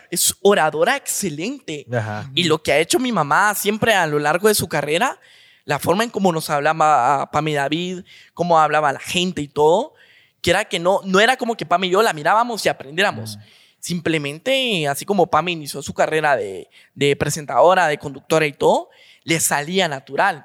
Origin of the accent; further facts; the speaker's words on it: Guatemala; somos guatemaltecos